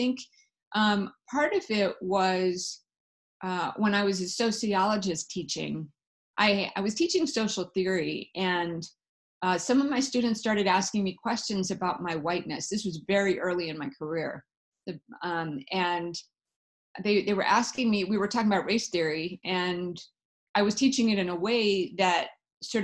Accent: South Africa; moved away; I was born in Africa, so that may have had something to do with it in South Africa.

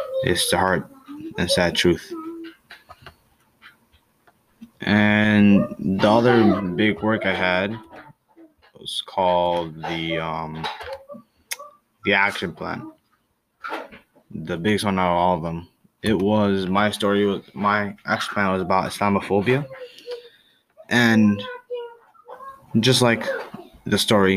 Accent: Canada; I was born in Canada

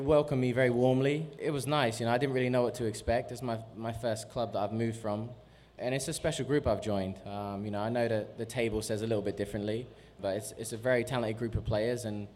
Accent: Norwich, East of England, United Kingdom; born or raised there; moved away as an adult; also born or lived in Cuckfield, West Sussex; now in Orlando, United States

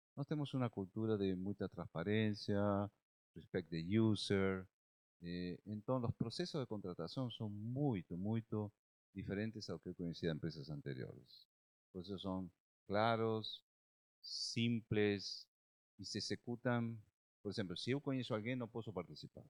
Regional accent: Argentina; Portuguese is a second language; moved away as an adult; now in Brazil; É, eu sou argentino, moro no Brasil desde 2003, já são 19 anos

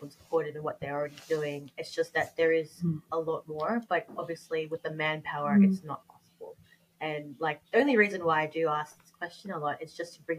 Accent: Australia; I'm Australian, I grew up here, born and bred here

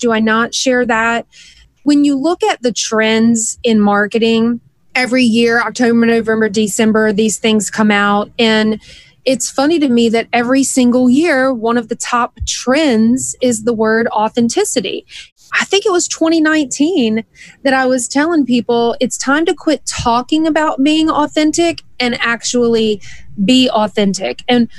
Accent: the South, United States; Maybe it was the way I was raised way down in the South. Like, we're just wide open.

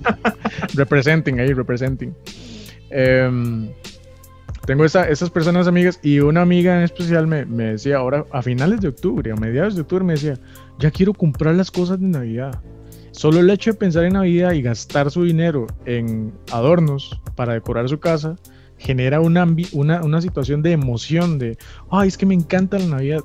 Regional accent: Costa Rica; nosotros en Costa Rica somos tan alegres

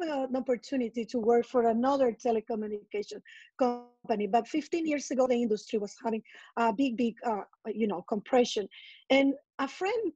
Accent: San Salvador, El Salvador; first language Spanish; English is a second language; moved away as an adult; now in New York, United States; since I relocated from my hometown, San Salvador, in El Salvador.

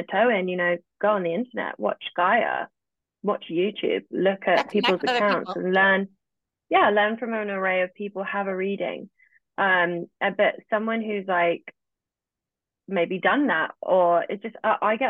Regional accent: England, United Kingdom; accent: British; I'm live in England. I'm British. I have a British accent.

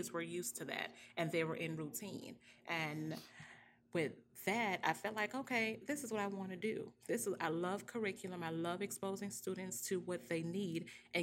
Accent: Florida, United States; moved away as an adult; now in Georgia, United States; I'm from Florida

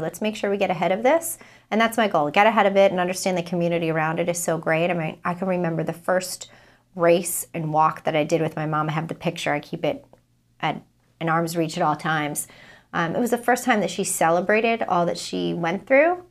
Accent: Providence, Rhode Island, United States; I'm from Providence, Rhode Island

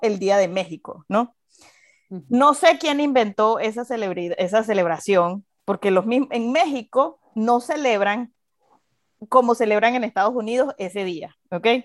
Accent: Venezuela; now in United States; nosotros, en Venezuela

